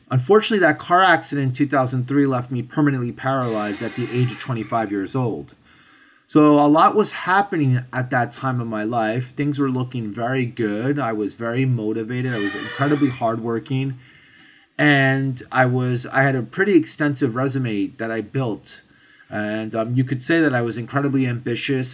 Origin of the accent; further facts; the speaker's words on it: New York, United States; I'm born and raised in New York. Both of my parents are from France